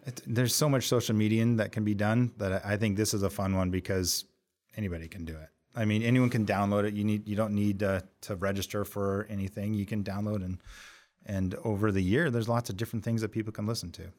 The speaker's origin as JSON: {"language": "English", "region": "Montana", "country": "United States", "also_born_or_lived": "Dallas", "moved": "as an adult", "lives_now": "Washington, D.C., United States", "said": "I was from Montana"}